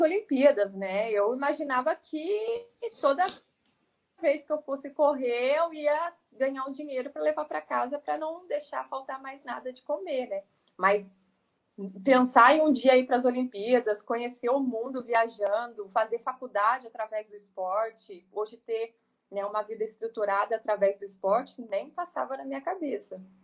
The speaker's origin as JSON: {"language": "Portuguese", "town": "Cruzeiro", "region": "São Paulo", "country": "Brazil", "tie": "born or raised there", "said": "na minha cidade Cruzeiro, né, minha cidade natal, no interior de São Paulo"}